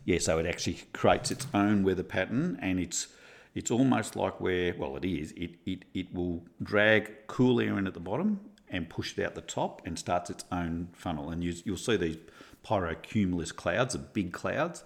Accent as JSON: {"language": "English", "town": "Bendigo", "region": "Victoria", "country": "Australia", "tie": "born or raised there", "said": "I grew up in Bendigo, um, so central Victoria"}